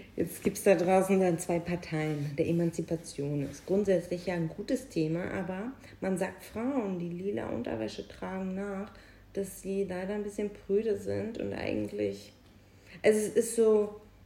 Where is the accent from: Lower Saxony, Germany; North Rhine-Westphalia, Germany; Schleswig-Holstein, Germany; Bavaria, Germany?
North Rhine-Westphalia, Germany; Büren; moved away; in Büren, wo ich herkomme